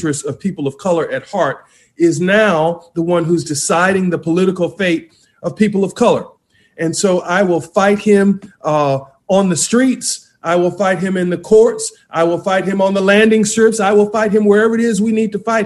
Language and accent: English; West Palm Beach, Florida, United States; I am from the South Florida area, grew up in the great city of West Palm Beach, Florida.